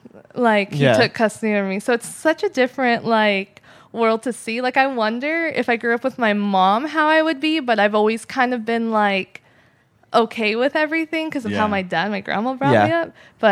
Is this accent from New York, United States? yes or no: no; Santee, California, United States; I grew up in Santee, though, the good part.